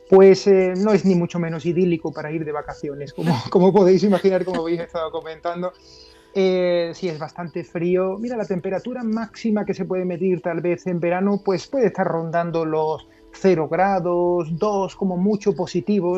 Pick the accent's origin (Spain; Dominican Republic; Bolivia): Spain; Seville, Andalusia; soy de Sevilla